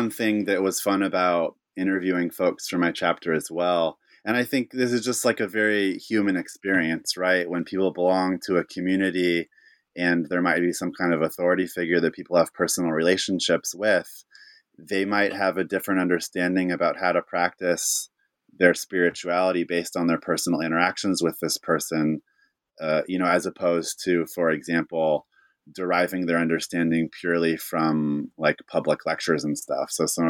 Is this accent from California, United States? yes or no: yes; California, United States; I'm from Northern California, so I kind of just embrace this in a certain regard about where I come from.